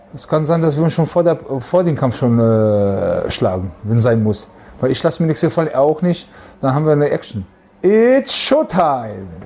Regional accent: Germany; bei uns zu Hause in Deutschland

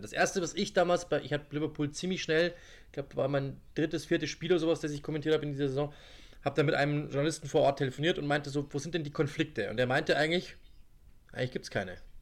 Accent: Germany; ich bin selber Deutscher

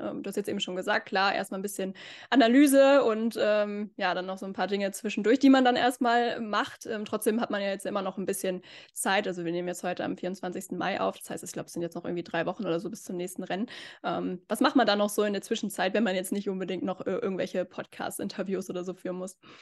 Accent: Northern Germany, Germany; Wir sind ja beide aus Norddeutschland

